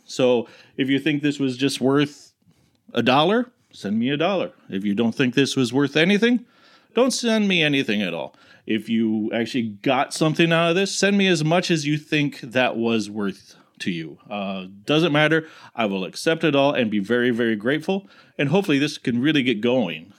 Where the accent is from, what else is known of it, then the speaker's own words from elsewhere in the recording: United States; as an American